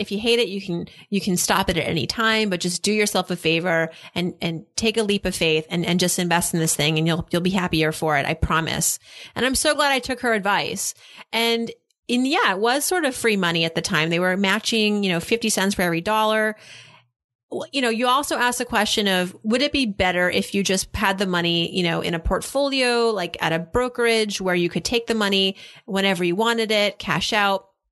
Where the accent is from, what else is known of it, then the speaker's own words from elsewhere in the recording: Massachusetts, United States; now in New York, United States; I'm from Massachusetts as well.